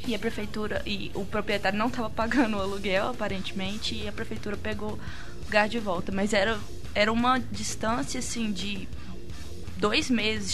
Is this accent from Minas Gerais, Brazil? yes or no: yes; Pará de Minas, Minas Gerais, Brazil; moved away as an adult; now in Belo Horizonte, Brazil; sou de Pará de Minas